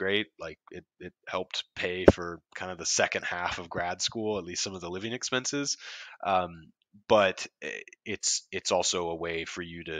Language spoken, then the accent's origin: English; Columbia, South Carolina, United States; I grew up in Columbia. That's kind of where I was from